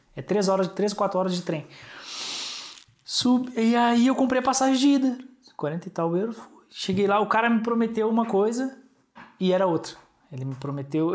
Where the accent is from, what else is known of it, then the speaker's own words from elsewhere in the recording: Brazil; now in Portugal; É comum de onde eu venho, do Brasil